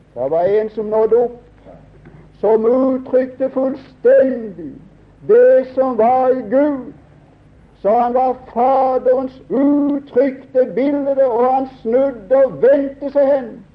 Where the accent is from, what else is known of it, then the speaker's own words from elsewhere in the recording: Norway; Jeg er nordmann. Jeg er glad for å være det